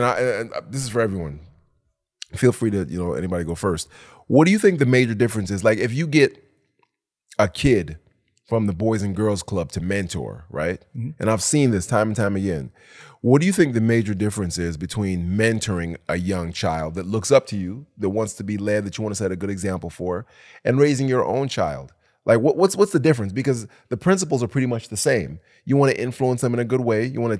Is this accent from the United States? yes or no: yes; Detroit, Michigan, United States; also born or lived in Jamaica; we came from Jamaica, but we quickly adopted Detroit ways like that.